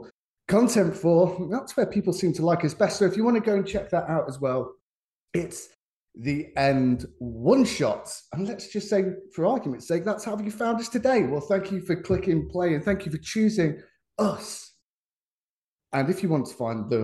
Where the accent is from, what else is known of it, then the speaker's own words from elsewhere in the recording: England, United Kingdom; we're the Englishman